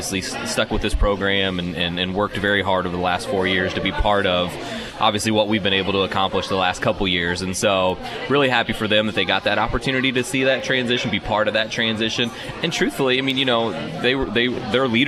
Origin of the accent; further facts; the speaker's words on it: Indiana, United States; moved away; I come from Indiana, where you hit middle school, you're playing 20 games a year